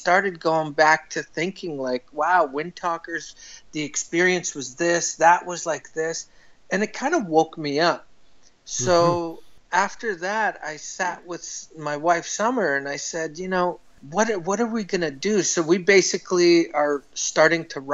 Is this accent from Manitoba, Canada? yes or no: yes; Winnipeg, Manitoba, Canada; moved away as an adult; also born or lived in Ottawa; Everything happened in Manitoba when my parents died when I was young. And then I grew up in Winnipeg